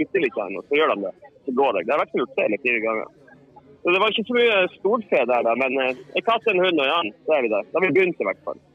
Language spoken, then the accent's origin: Norwegian; Northern Norway, Norway; accent: Northern Norwegian dialect; moved away as an adult; now in Sweden; jeg har jo fortsatt samme dialekt, selv om jeg har bodd eh, 20 år i Sverige. Så jeg blir vel kjent på som en slags halveksotisk halv eh, halvklovn eh, fra Nord-Norge.